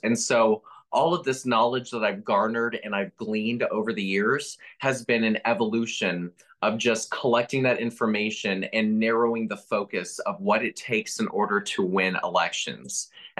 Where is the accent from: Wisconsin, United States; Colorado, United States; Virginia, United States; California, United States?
Virginia, United States; Northern; also born or lived in Jacksonville, Florida; I was born to a retired Navy captain. And so after moving from Florida, we moved to Northern Virginia, where my dad taught at the Naval War College and also worked at the Pentagon Department of Defense. So I grew up in Northern Virginia